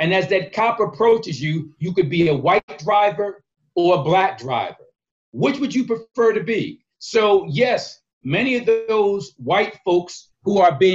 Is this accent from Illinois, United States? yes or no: no; Philadelphia, Pennsylvania, United States; I was born and raised in North Philly, 20th in York